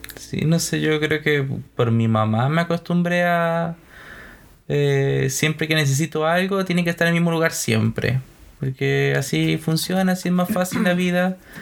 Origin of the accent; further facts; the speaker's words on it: Costa Rica; moved away; yo soy costarricense, entonces venimos de una cultura gastronómica también muy distinta